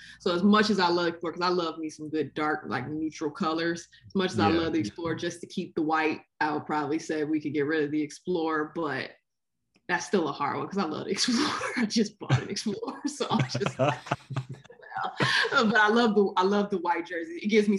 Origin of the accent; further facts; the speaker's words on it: Detroit, Michigan, United States; I grew up in Detroit, as you guys know